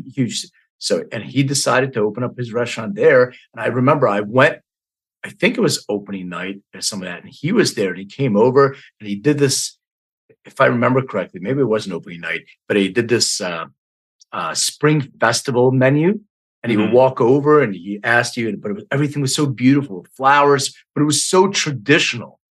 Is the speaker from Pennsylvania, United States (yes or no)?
yes; Philadelphia, Pennsylvania, United States; also born or lived in Bucks County, Pennsylvania; I grew up in Northeast Philly